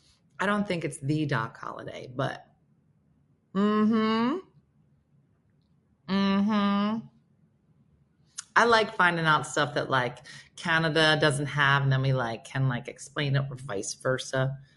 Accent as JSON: {"language": "English", "country": "United Kingdom", "moved": "yes", "said": "Yeah, I'm British, been here 20 years, still don't understand it."}